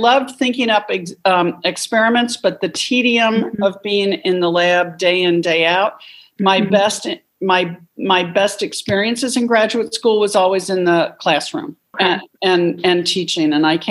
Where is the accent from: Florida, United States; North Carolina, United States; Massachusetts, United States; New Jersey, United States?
New Jersey, United States; moved away; also born or lived in Brooklyn, New York; was born in Brooklyn, New York. I grew up in New Jersey